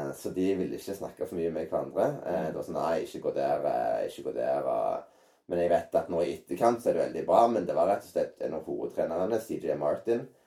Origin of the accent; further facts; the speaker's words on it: Norway; moved away; also born or lived in San Diego, United States; hjemme i Norge